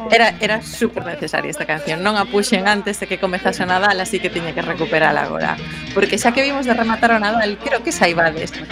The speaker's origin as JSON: {"language": "Galician", "town": "Vigo", "region": "Galicia", "country": "Spain", "said": "Iso xa cho digo eu como viguesa."}